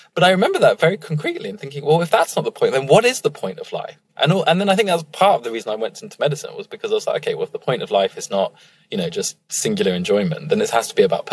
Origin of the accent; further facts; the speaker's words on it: Emsworth, South East England, United Kingdom; I grew up in a very, very white part. And in fact, mostly retired part of the world, which is in the South Coast, a little town called Emsworth